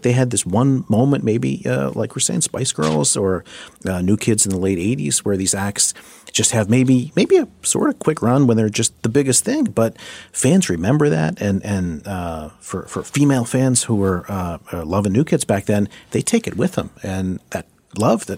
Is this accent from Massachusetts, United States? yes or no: yes; Boston, Massachusetts, United States; I'm from Boston